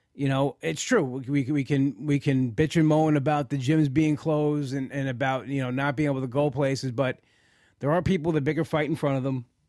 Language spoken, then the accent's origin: English; New York, United States; I'm a New Yorker